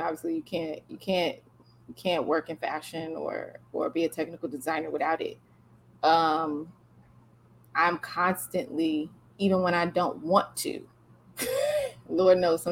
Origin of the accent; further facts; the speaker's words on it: the South, United States; I'm from the South.